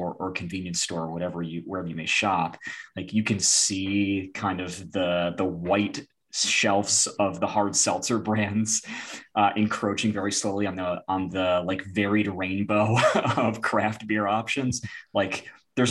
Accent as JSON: {"language": "English", "region": "Michigan", "country": "United States", "tie": "born or raised there", "said": "my hometown of, you know, 50,000 people in Michigan"}